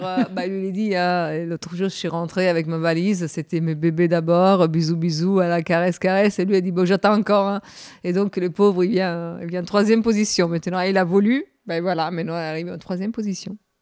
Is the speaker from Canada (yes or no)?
no; Cagliari, Sardinia, Italy; French is a second language; now in Paris, France; de Cagliari, de, la ville d'où je suis née, en Sardaigne